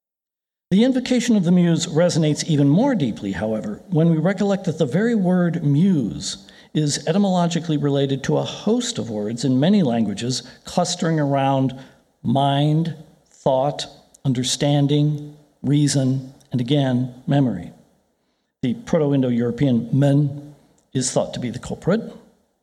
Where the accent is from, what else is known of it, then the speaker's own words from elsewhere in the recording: Ireland; I'm Irish